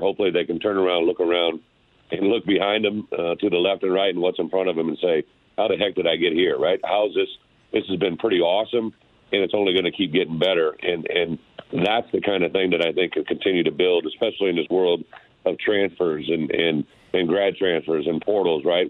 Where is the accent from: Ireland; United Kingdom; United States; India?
United States; Illinois; my home state